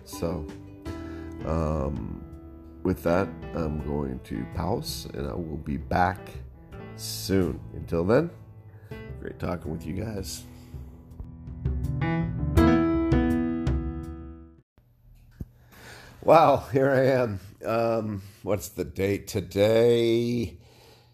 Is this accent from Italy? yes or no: no; Canada; I being, of course, the first born on Canadian soil of our clan. And so I think you'll find my story, my perspective on growing up in Canada with immigrant parents quite interesting.